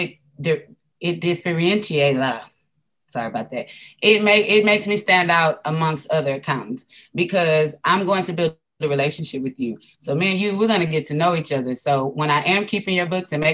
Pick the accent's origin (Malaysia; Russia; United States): United States; Houston, Texas; I'm from Houston, Texas